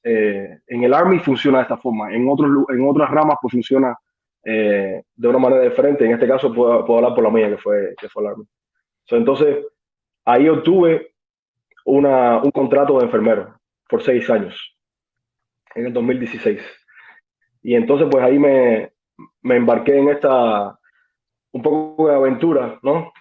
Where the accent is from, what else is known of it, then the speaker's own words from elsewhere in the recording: Cuba; moved away as an adult; now in United States; yo llegué en 2013 de Cuba. Eh, estudié medicina, eh, estaba estudiando medicina en Cuba